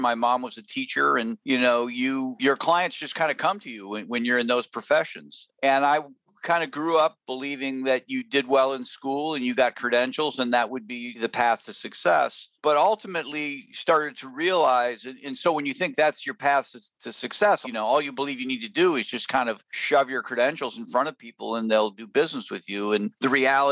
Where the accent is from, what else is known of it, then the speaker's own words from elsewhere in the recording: Houghton, Michigan, United States; moved away as an adult; also born or lived in Chicago, Illinois / Wisconsin / Ohio; I was born in Chicago, and by the time I was 8 years old, my father had gotten a PhD, and he got a job at a college in the Upper Peninsula of Michigan, Michigan Tech. So I grew up about as far north in Michigan as one could go.